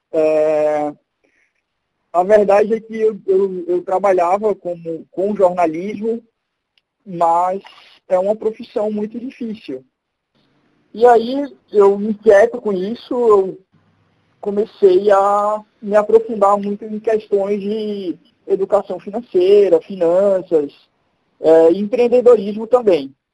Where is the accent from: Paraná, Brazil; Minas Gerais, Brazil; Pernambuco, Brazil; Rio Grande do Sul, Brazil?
Pernambuco, Brazil; Recife; now in São Paulo, Brazil; tenho 31 anos, né? sou de Recife, apesar de não ter muito sotaque, mas eu sou de Recife, moro aqui em São Paulo, estou morando aqui há uns dois anos e meio.